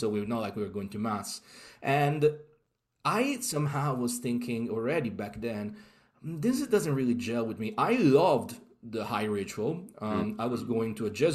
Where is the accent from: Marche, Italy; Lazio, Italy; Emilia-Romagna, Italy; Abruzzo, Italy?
Lazio, Italy; Rome; now in London, United Kingdom; I'm from Rome, Italy, and I grew up literally like going to the Colosseum and the Roman forums